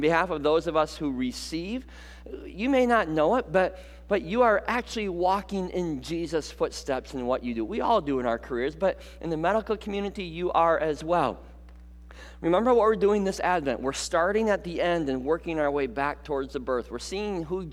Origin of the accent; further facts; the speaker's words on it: Muskegon, Michigan, United States; growing up in Muskegon, I would get a day off of school, and my mom would drive me here to Grand Rapids